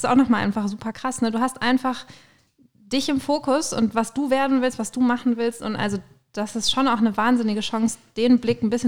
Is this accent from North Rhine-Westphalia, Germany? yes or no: yes; Münster, North Rhine-Westphalia, Germany; ich komme aus Münster, ne?